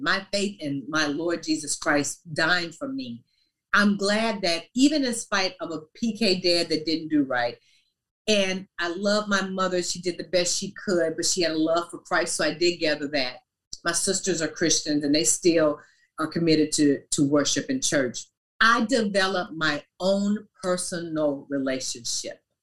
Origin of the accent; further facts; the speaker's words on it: Louisiana, United States; moved away; also born or lived in Paducah, Kentucky; We lived in Louisiana. That's where I basically grew up